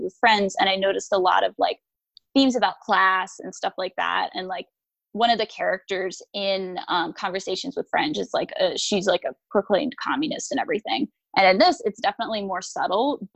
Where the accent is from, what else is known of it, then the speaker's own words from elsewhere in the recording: United States; I'm American